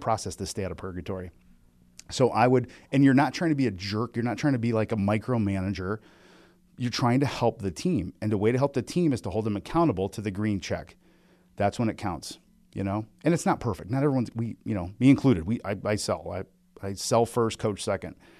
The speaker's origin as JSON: {"language": "English", "region": "Midwest", "country": "United States", "said": "I'm from the Midwest"}